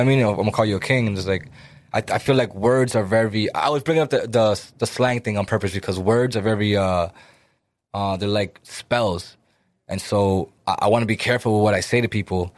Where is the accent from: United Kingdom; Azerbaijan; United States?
United States; Lawrence, Massachusetts; we're Dominican, right? And, uh, we come from Lawrence